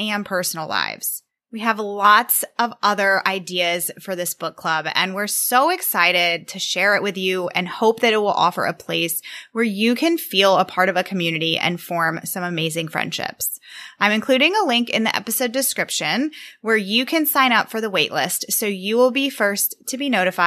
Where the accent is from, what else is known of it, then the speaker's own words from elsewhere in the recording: Virginia, United States; I'm a podcast manager from Virginia